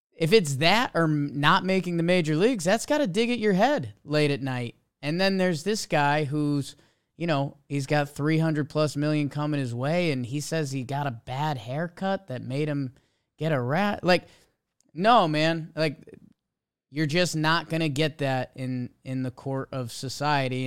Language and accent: English; United States; being an American